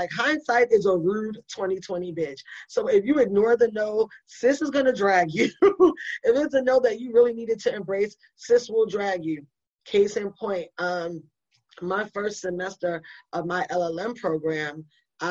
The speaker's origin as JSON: {"language": "English", "town": "New York City", "region": "New York", "country": "United States", "also_born_or_lived": "Buffalo, New York / Orlando, Florida / Kansas City", "moved": "yes", "said": "I'm from New York City. I'm from the Bronx"}